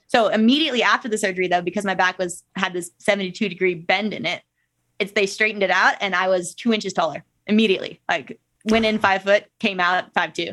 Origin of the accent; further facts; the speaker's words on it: Minnesota, United States; moved away as an adult; now in Salt Lake City, United States; growing up in Minnesota